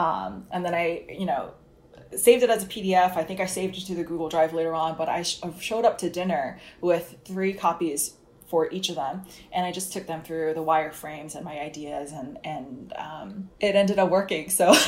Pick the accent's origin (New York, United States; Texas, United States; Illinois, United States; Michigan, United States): New York, United States; New York City; I'm 30 years old, a Korean American from New York. I grew up in a town called Fresh Meadows in the borough of Queens. Had a good mix of Asian and not Asian friends growing up.